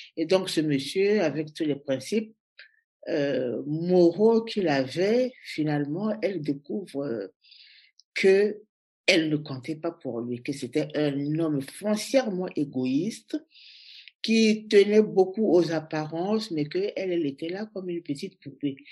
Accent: Brazzaville, Republic of the Congo; moved away as an adult; also born or lived in Leipzig, Germany / Berlin, Germany / France; now in Brussels, Belgium; Je suis née à Brazzaville.

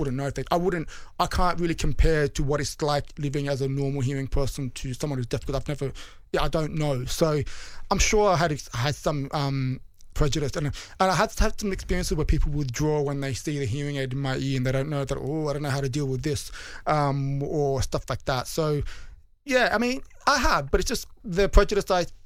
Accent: Sydney, New South Wales, Australia; accent: Bogan; moved away as an adult; now in London, United Kingdom; I was born in Sydney.

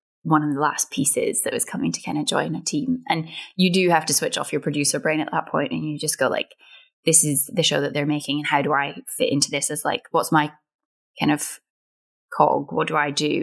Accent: Scotland, United Kingdom; we grew up on Irvin Welsh, and like getting to kind of be in one of his shows, it felt like I'd ticked a massive kind of Scottish box

